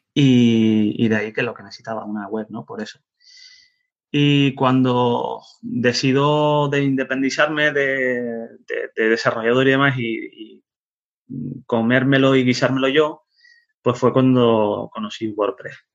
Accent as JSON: {"language": "Spanish", "area": "Tenerife", "region": "Canary Islands", "country": "Spain", "tie": "born or raised there", "also_born_or_lived": "Netherlands / Zaragoza", "said": "Nací en Holanda, eh, fue un 24 de marzo de, 1974 y me crié en Tenerife"}